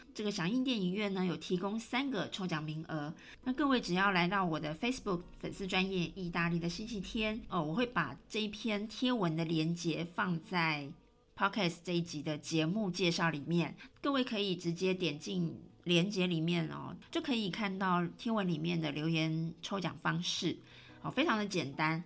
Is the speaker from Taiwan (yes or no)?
yes; Taiwan; moved away as an adult; now in Rome, Italy; 当然我是台湾人哦，我永远都是台湾人